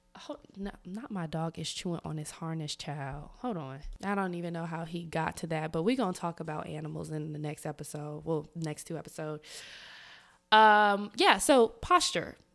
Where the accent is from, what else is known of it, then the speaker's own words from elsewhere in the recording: the South, United States; I'm from the South